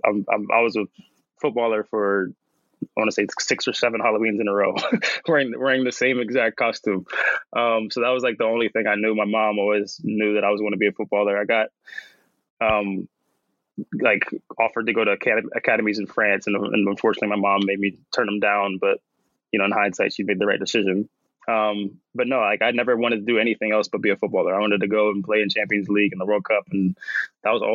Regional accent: Washington, District of Columbia, United States; I'm going to be in DC, my hometown

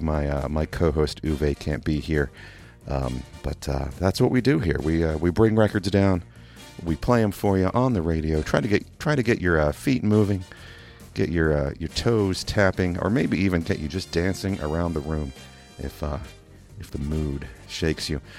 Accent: England, United Kingdom; also born or lived in Kentucky, United States; now in Louisville, United States; I'm also from Kentucky. I also learned to speak here in Kentucky, um, but I did grow up uh, from about eight years old on in England

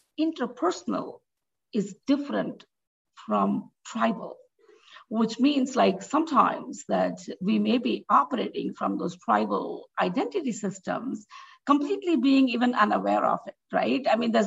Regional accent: India; now in United States; as an immigrant, for example, for me, I am more Indian in the US than in India

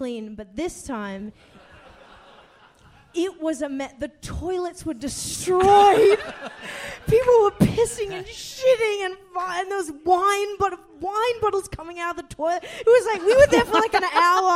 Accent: Sydney, New South Wales, Australia; I'm from Sydney.

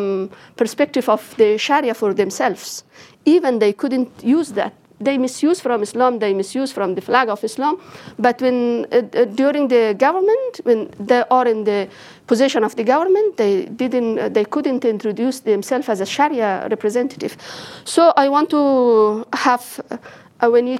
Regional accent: Jaghori, Ghazni, Afghanistan; I am from Jaghori

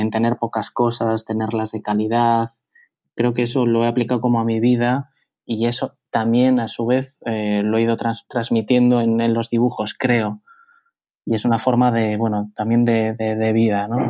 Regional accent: Bilbao, Basque Country, Spain; moved away as an adult; also born or lived in Madrid; yo soy de Bilbao, eh, yo vivo en Bilbao

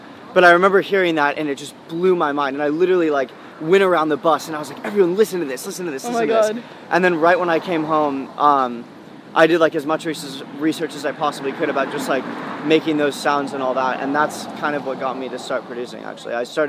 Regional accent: California, United States; Because I'm from the Bay, and I love that kind of music

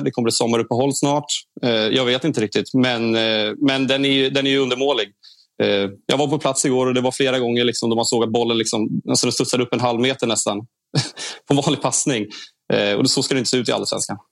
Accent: Stockholm, Stockholm County, Sweden; moved away as an adult; now in Kalmar, Sweden; Jag är från Stockholm ursprungligen

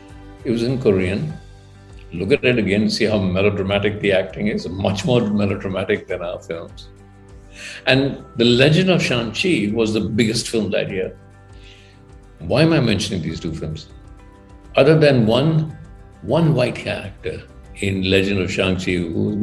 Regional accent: India; we as Indian filmmakers

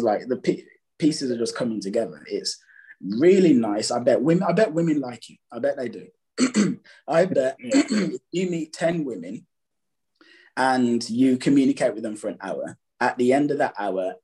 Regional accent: Birmingham, West Midlands, United Kingdom; I'm from England. I grew up in a city called Birmingham, which Birmingham, Alabama is named after, second city in the UK.

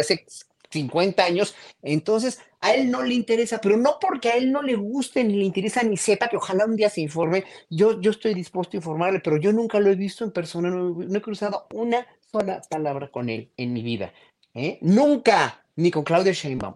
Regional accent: Mexico; estamos siendo conscientes como pueblo mexicano

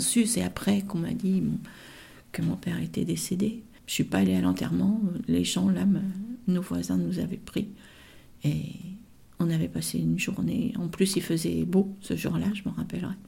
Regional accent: Rouen, Normandy, France; also born or lived in Duclair; je suis née moi à Rouen. Donc euh, après on est, on est descendu euh, à Duclerc

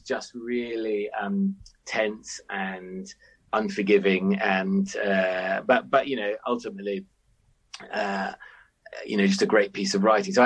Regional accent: London, United Kingdom; I grew up in North London in the 80s.

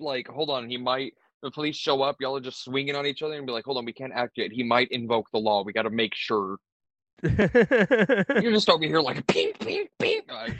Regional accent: Elko, Nevada, United States; I'm actually from Elko, Nevada.

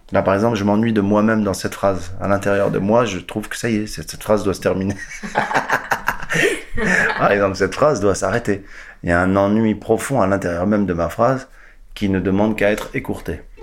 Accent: Casablanca, Casablanca-Settat, Morocco; also born or lived in Quebec / United States; now in France; je suis né à Casablanca, au Maroc, un jour d'avril 71

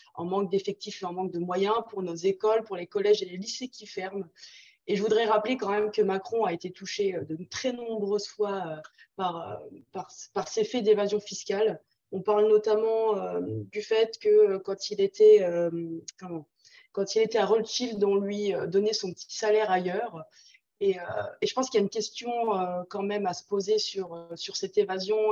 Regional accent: Nancy, Grand Est, France; Je viens de Nancy, donc là où il fait très froid également.

